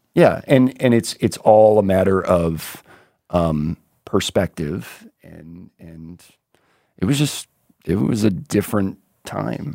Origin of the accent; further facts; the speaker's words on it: Vero Beach, Florida, United States; I grew up in Little Vera Beach, Florida